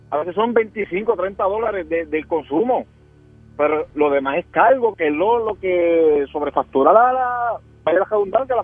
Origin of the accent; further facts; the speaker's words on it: Puerto Rico; como buen puertorriqueño que es, que nosotros nos gusta el truco.